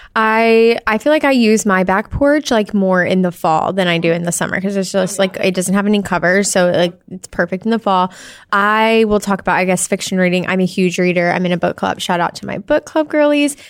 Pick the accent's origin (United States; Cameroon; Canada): United States; Arkansas; I'm from Arkansas